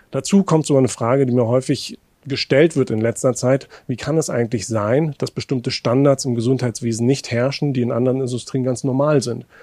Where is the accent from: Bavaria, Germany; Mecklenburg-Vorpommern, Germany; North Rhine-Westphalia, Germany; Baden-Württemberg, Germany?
Mecklenburg-Vorpommern, Germany; Ich komme aus einer Region, aus Mecklenburg-Vorpommern, wo wir eine hohe Überalterung haben